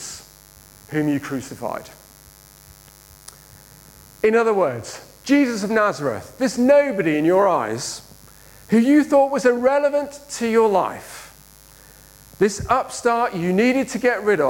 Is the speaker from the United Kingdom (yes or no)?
yes; Birmingham, West Midlands, United Kingdom; moved away as an adult; also born or lived in Liverpool; I grew up in Birmingham, then moved to Liverpool